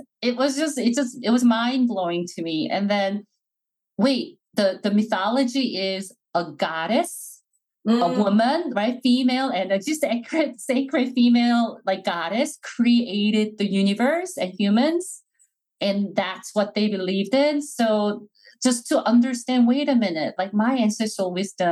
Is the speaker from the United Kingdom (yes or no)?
no; South Korea; now in Atlanta, United States; I grew up in Korea